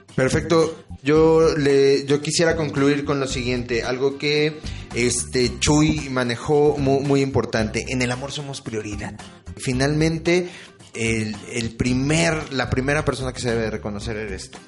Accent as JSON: {"language": "Spanish", "country": "Mexico", "said": "nuestro país y nosotros como mexicanos"}